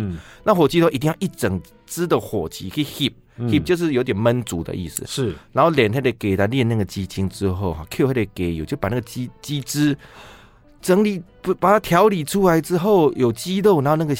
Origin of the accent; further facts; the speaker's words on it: Chiayi, Taiwan; now in Taipei, Taiwan; 我们另外空间有一位也是我们嘉义人